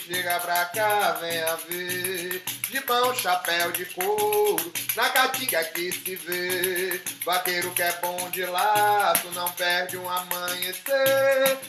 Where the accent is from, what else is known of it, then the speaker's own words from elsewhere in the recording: São Paulo, Brazil; sou paulista